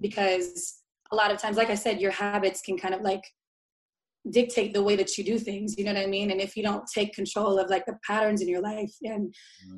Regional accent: Tacoma, Washington, United States; now in Seattle, United States; I am a co host for a talk show that we brought to my hometown in Tacoma

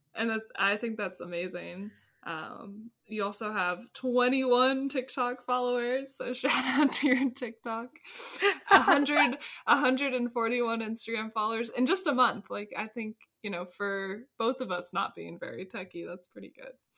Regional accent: Ventura, California, United States; growing up in Ventura

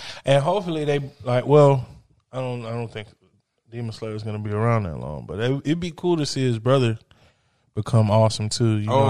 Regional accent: United States

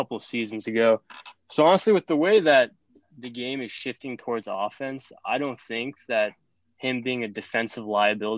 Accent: the Bay Area, California, United States; I'm from the Bay

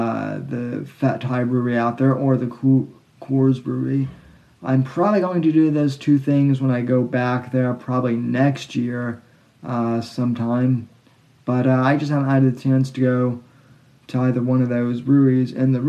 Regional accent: Colorado, United States; moved away as an adult; now in Florida, United States; I actually grew up in Colorado. I did not grow up in Fort Collins, where New Belgium is.

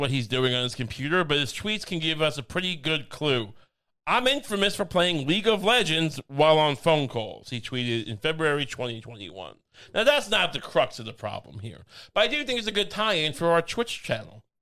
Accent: near Belmont Park, near Babylon, New York, United States; I grew up right near Belmont Park.

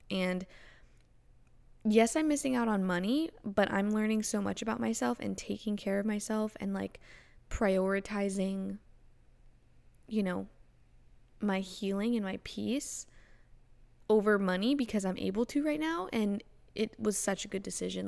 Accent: Florida, United States; also born or lived in Canada; grew up in Florida, so I just had, you know, constant sunshine

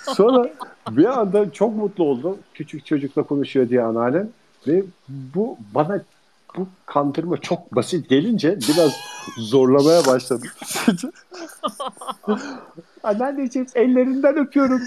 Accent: İzmir, Turkey; born or raised there

